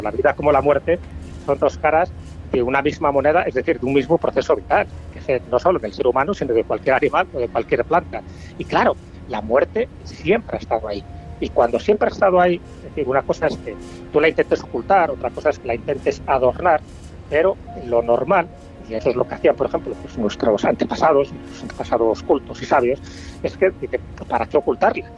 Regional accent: León, Castile and León, Spain; como soy de León

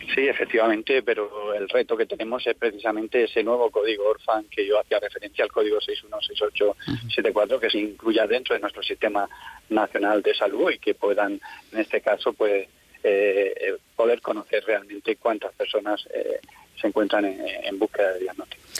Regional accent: Region of Murcia, Spain; en nuestra comunidad autónoma

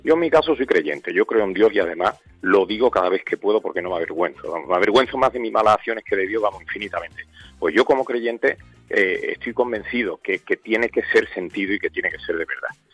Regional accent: Seville, Andalusia, Spain; que soy de Triana

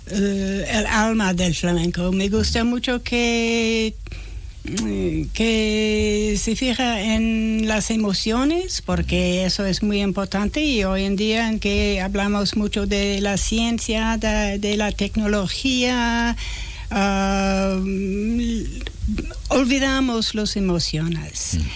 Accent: New Orleans, Louisiana, United States; Spanish is a second language; also born or lived in Jerez; now in California, United States; yo soy de Estados Unidos, ah, crecí en Nueva Orleans, ahora vivo en California, pero he pasado mucho tiempo en Jerez

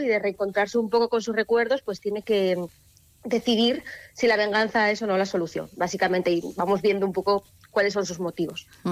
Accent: Artajona, Navarre, Spain; las procesiones de mi pueblo de, pues de cuando era pequeña

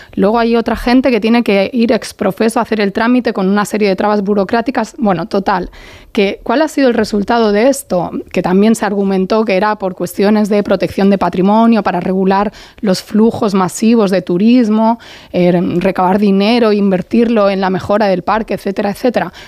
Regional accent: Barcelona, Catalonia, Spain; como barcelonesa

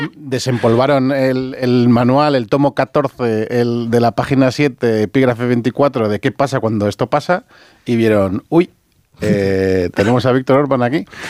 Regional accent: Mallorca, Balearic Islands, Spain; como mallorquín que soy

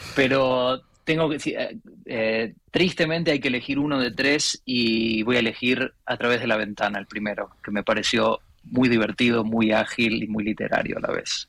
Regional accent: Buenos Aires, Argentina; moved away as an adult

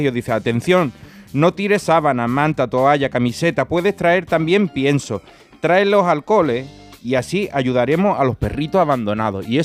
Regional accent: Cádiz, Andalusia, Spain; yo que soy de Cádiz vengo aquí y veo que la gente va corriendo por la calle

